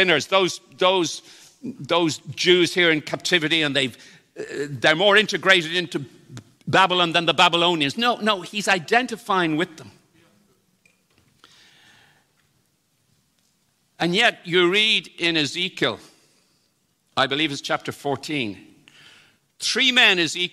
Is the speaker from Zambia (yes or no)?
no; Ireland; in Ireland, we think we have this, even though I was brought up in the Protestant tradition